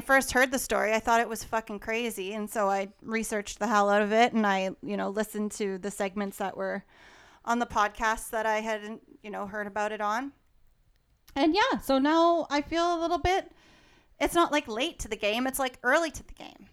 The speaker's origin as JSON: {"language": "English", "region": "Alberta", "country": "Canada", "tie": "born or raised there", "said": "Growing up in Alberta"}